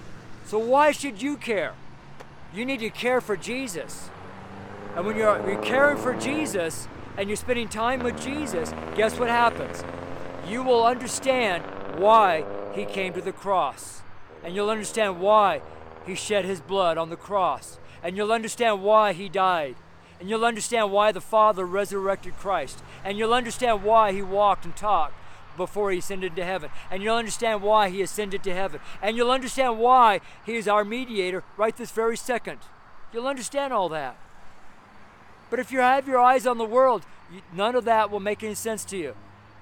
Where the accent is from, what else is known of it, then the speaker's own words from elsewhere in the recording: California, United States; I'm from Northern California, so I'll know all about tree huggers.